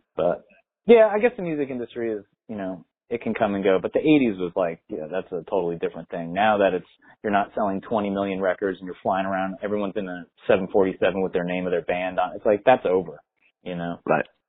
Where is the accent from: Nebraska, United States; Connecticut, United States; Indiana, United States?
Connecticut, United States; also born or lived in San Francisco, California; grew up my whole life basically where I live now. I bought a house, a town, one town away from where I grew up uh, in Connecticut